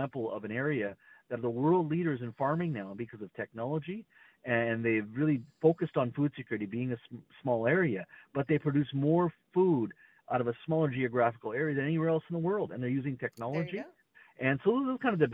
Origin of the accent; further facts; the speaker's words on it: Williams Lake, British Columbia, Canada; where I grew up in Williams Lake